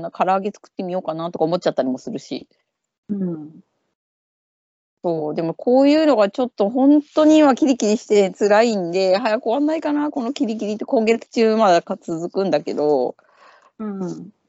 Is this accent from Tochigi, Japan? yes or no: yes; Tochigi, Japan; now in London, United Kingdom; 私、栃木の出身だけど、